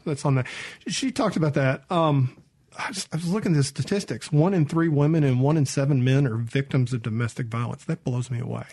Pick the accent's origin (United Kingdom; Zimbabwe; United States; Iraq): United States; Mississippi; I'm from Mississippi.